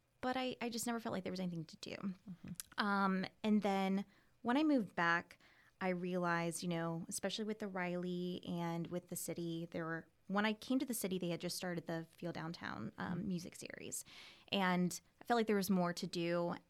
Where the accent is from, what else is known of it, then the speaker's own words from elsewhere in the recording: Ocala, Florida, United States; also born or lived in Gainesville; Yep, I was born and raised here. I was born in Monroe at Monroe Regional. And I lived here, you know, all the way until then. I went to Forest High School.